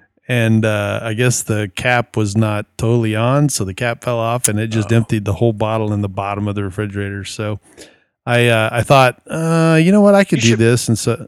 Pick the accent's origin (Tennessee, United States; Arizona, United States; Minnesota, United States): Arizona, United States; from Arizona.